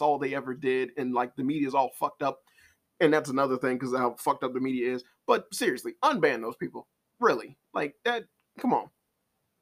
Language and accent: English; Chicago, Illinois, United States; I'm from Chicago